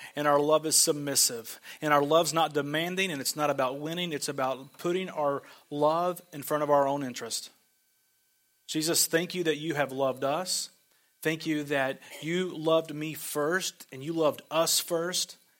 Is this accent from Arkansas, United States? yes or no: yes; Arkansas, United States; I'm from Arkansas